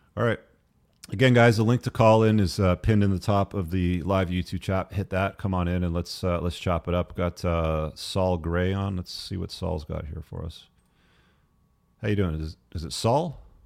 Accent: England, United Kingdom; I was born in England

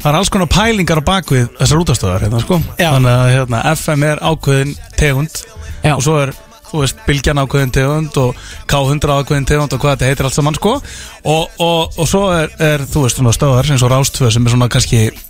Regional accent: Akureyri, Northeastern Region, Iceland; ég er frá Akureyri fekk ég fylgjast með Rúf og Rást 2 á Akureyri

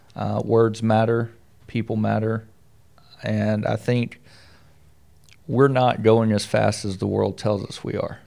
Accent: the South, United States; Being from the South

